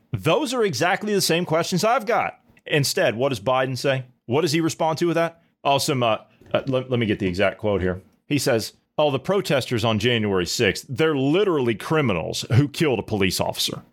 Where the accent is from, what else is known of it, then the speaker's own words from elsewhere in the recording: United States; as an American